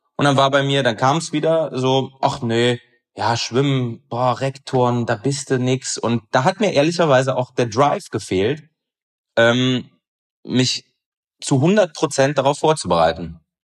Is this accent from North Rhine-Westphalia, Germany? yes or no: yes; Aachen, North Rhine-Westphalia, Germany; moved away; Aber ich bin gebürtiger Aachener